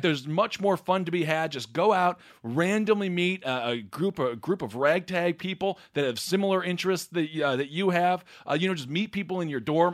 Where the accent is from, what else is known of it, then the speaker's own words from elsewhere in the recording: Wisconsin, United States; I'm from Wisconsin